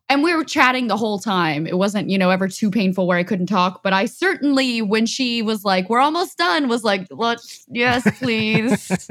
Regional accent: Austin, Texas, United States; also born or lived in Houston / Los Angeles; I was born in Houston, but raised in Austin. I mean, I got here when I was a little kid, so I basically say I'm born and raised in Austin

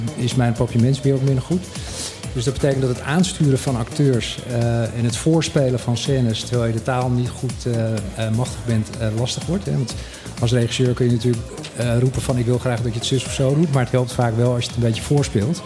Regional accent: Curaçao; now in Bonaire; ik ben opgegroeid op Curaçao

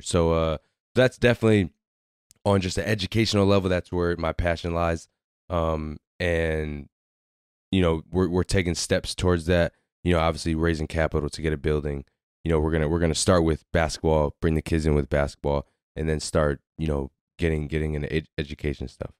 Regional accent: Waterbury, Connecticut, United States; moved away as an adult; we grew up in Waterbury, so we grew up playing basketball together

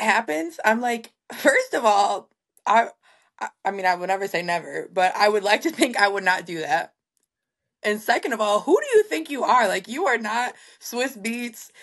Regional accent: Three Rivers, Michigan, United States; also born or lived in Kalamazoo, Michigan; my hometown, Three Rivers

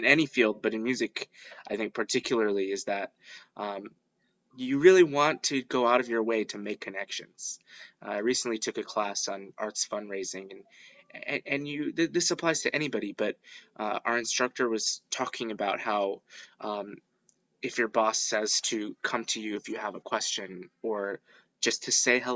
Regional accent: Skokie, Illinois, United States; also born or lived in Michigan; I grew up here in Skokie, Illinois

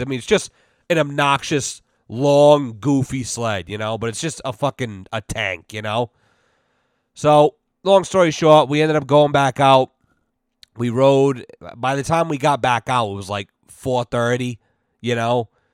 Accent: Massachusetts, United States; we're from Mass

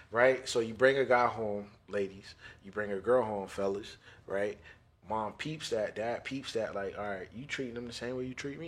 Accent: United States; also born or lived in Jamaica (ancestry); I'm American. I'm half Jamaican

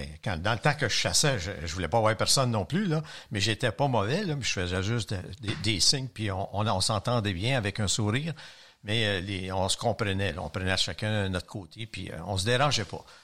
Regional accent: Longueuil, Quebec, Canada; Je suis de Mackayville.

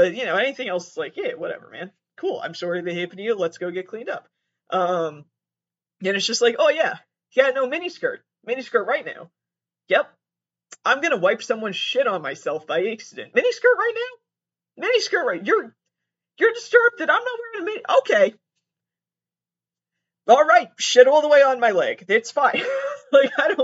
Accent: Massachusetts, United States; I was born and raised in Massachusetts, and I am there right now, currently

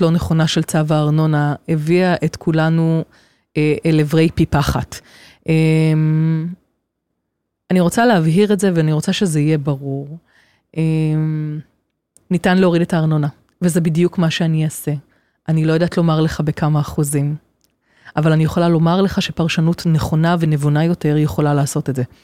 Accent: Kfar Yona, Central District, Israel; גדלתי כאן בכפר יונה

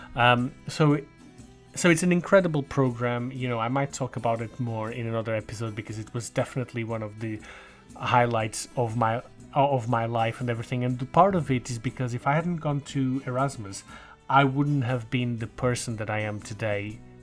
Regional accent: Portugal; I got back home to Portugal

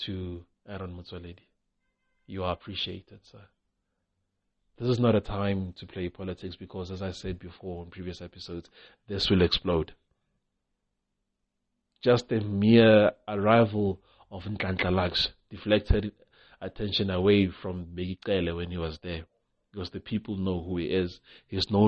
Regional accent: South Africa; You try as a South African to start a shop

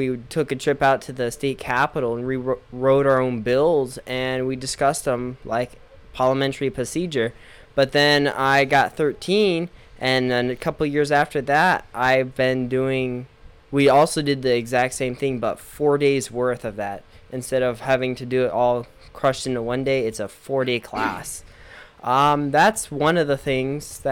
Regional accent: New Underwood, South Dakota, United States; I'm from New Underwood, South Dakota

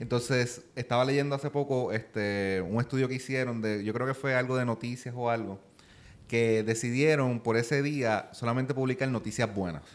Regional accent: Puerto Rico; accent: Puerto Rican; es simplemente mi acento, ¿verdad? Porque nosotros los puertorriqueños pues no pronunciamos la R.

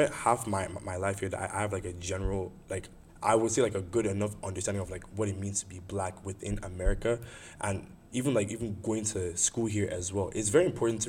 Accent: Nigeria; accent: Nigerian; moved away; I was born here, but as soon as I was born, I was just, like, I was shipped to Nigeria.

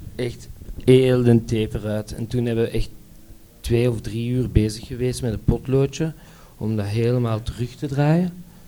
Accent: Brussels, Brussels-Capital Region, Belgium; ik kom uit Brussel

